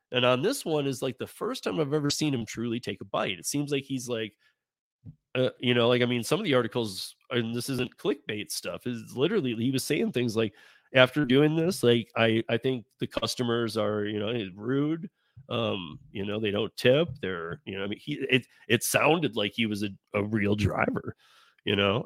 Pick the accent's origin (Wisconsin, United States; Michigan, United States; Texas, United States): Michigan, United States; I grew up, again, I grew up in Michigan